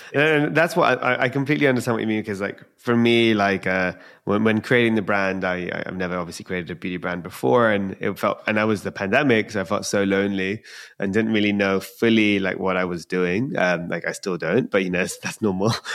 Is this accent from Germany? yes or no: no; London, United Kingdom; I'm from London